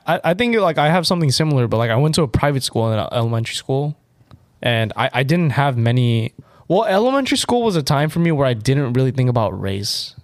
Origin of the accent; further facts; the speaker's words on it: United States; I am an American